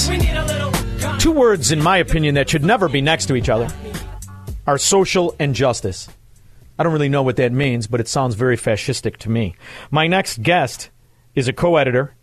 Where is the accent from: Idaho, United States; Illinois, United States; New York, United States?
Illinois, United States; Chicago; moved away; I'm originally from Chicago, Illinois